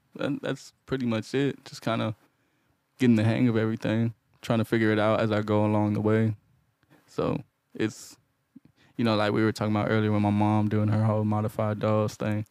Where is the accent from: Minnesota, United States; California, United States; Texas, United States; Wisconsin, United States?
Texas, United States; Houston; I'm from Houston